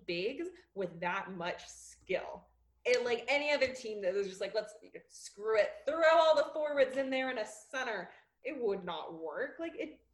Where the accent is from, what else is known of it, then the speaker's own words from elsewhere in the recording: Oakland, California, United States; I'm from Oakland, so I grew up a Warriors fan